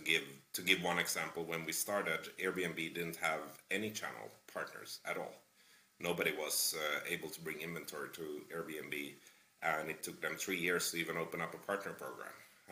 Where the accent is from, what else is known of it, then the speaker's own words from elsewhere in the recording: Finland; English is a second language; now in Toronto, Canada; I'm originally from Finland, but I lived in a bunch of different countries. Come from a fairly multicultural background. And I ended up living for the last 6 years in a fairly multicultural city, Toronto in Canada.